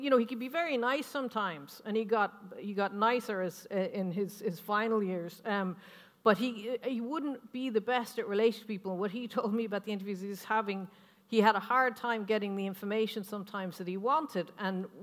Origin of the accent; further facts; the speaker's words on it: United States; moved away as an adult; now in Ireland; I've lived in Ireland for 33 years or something, but I'm American